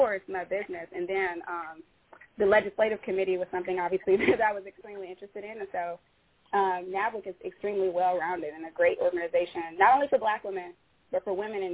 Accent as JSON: {"language": "English", "town": "Detroit", "region": "Michigan", "country": "United States", "moved": "yes", "lives_now": "Bellevue, United States", "said": "I'm originally from Detroit"}